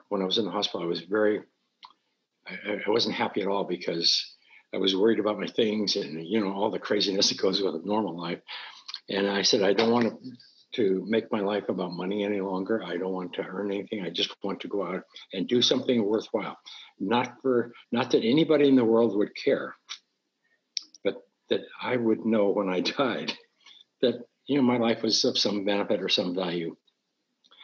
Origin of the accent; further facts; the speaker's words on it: Montana, United States; moved away; I'm from Montana, so I'm used to pine trees and cold